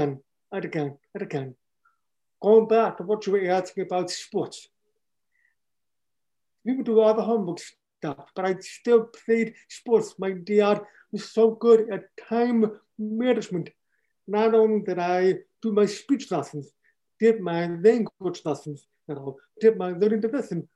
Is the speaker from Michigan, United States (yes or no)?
yes; Michigan, United States; also born or lived in Miami, Florida; Everything that I do is in Michigan. This is my hometown